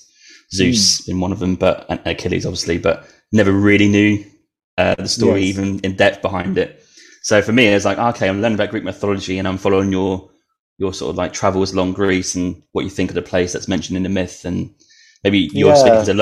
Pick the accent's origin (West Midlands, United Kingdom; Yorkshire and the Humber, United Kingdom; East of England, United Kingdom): East of England, United Kingdom; Norwich; That's where I'm from. I'm from Norwich.